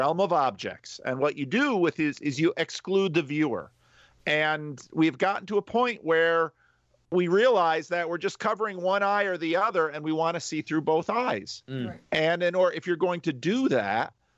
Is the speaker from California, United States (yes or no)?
no; New Jersey, United States; I'm from New Jersey